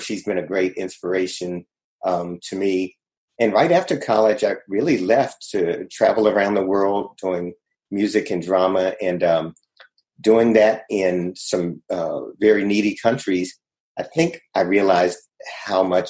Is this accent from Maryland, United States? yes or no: yes; Maryland, United States; moved away as an adult; also born or lived in Hong Kong; I grew up in Maryland